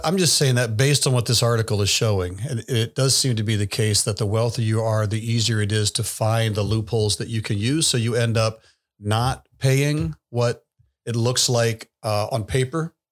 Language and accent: English; the South, United States; moved away; I grew up in the South